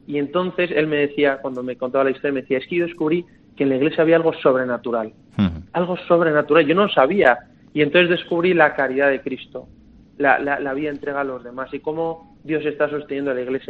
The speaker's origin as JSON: {"language": "Spanish", "town": "Madrid", "region": "Community of Madrid", "country": "Spain", "moved": "yes", "said": "yo soy de Madrid"}